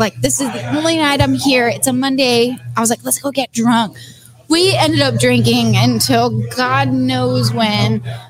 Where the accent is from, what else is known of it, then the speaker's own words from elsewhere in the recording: the Valley, Texas, United States; I'm actually from the Valley, where 5x5 is brewed.